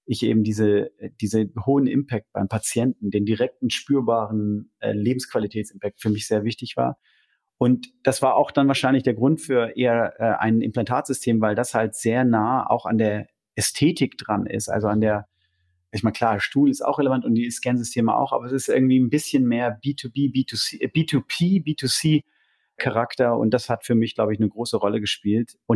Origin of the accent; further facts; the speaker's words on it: London, United Kingdom; ich komme aus London, bin eine Weltreise gemacht und habe dann meinen Job da als Produktmanager äh, im Waldenburger Tal begonnen